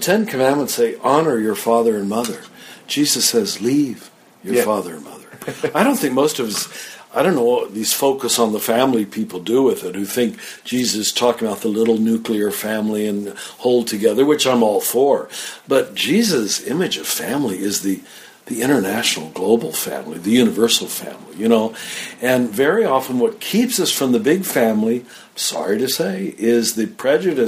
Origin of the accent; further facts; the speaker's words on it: Kansas, United States; moved away as an adult; I grew up in Kansas.